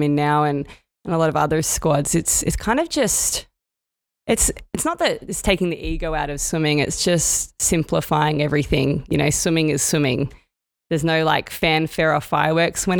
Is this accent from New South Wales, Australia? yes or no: yes; Sydney, New South Wales, Australia; my hometown here